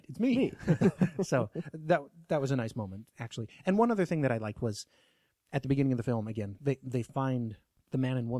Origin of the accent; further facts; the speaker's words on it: Alaska, United States; accent: Alaskan; you can call me on my Alaskan accent anytime you want to.